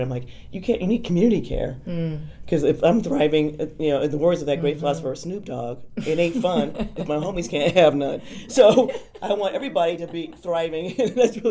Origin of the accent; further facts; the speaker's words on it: California, United States; moved away as an adult; also born or lived in New York; now in Austin, United States; I'm a Californian